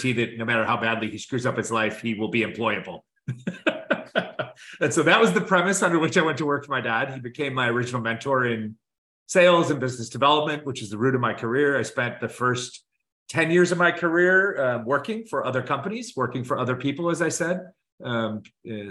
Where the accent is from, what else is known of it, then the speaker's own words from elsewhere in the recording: Chicago, Illinois, United States; moved away as an adult; also born or lived in Tempe, Arizona; now in Los Angeles, United States; born and raised in Chicago, not an original West Coaster